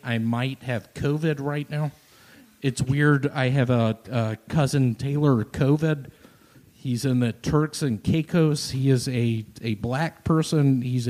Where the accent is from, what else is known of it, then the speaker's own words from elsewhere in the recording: Dominican Republic; Way too many blacks. I don't trust them. I'm from the Dominican Republic.